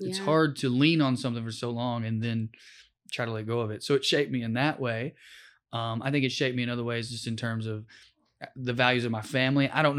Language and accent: English; Sunbright, Tennessee, United States; Sunbright, Tennessee.